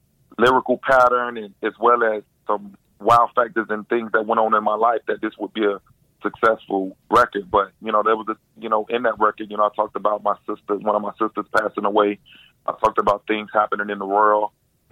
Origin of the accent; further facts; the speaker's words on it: Miami, Florida, United States; born and raised in Miami